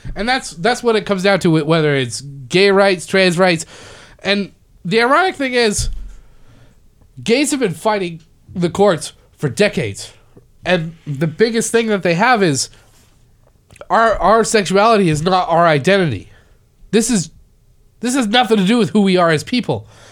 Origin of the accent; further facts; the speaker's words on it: Canada; now in United States; I'm Canadian